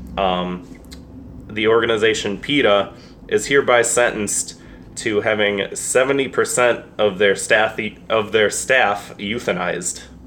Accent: United States; I'm an American

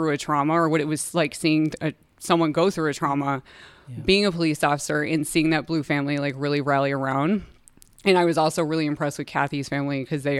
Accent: Rio Grande Valley, Texas, United States; I was born and raised in Rio Grande Valley

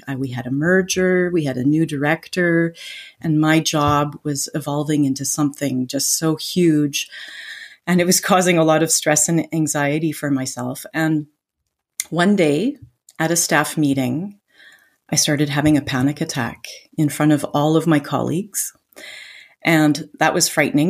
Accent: Vancouver, British Columbia, Canada; moved away as an adult; now in France; I'm originally from Vancouver, Canada

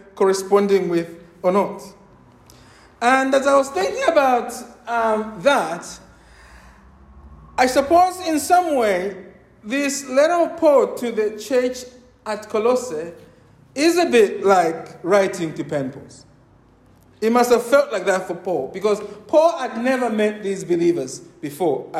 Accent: Zambia; when I was growing up in Zambia, in rural Zambia

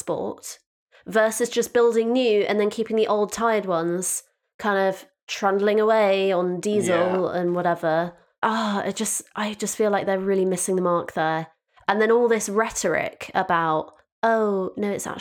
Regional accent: Devon, South West England, United Kingdom; I'm from Devon

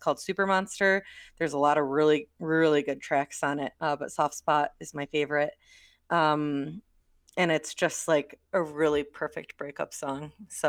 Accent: Midwest, United States; accent: Midwestern; My Midwestern accent really wants to just combine all that into Factory.

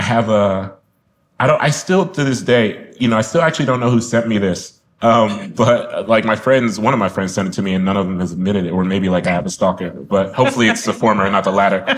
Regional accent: Columbus, Ohio, United States; I'm from Columbus

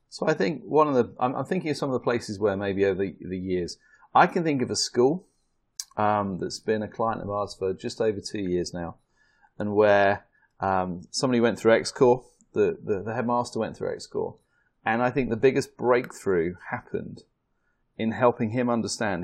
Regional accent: United Kingdom; accent: British; the Americans love my British accent

